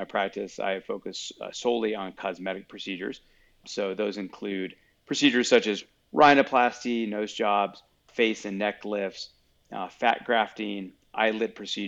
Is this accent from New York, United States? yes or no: no; Colorado, United States; I grew up in Colorado